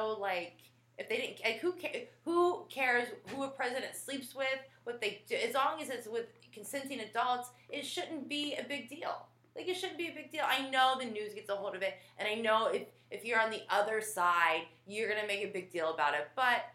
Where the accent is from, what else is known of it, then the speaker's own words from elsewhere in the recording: Fort Lauderdale, Florida, United States; I grew up in South Florida, okay? I mean, I grew up in Fort Lauderdale